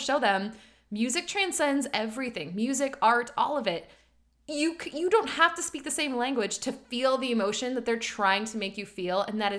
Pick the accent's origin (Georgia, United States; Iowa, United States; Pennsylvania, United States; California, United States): Iowa, United States; this is coming from two girls who grew up in the Midwest. I grew up in Iowa in a town of 500 people.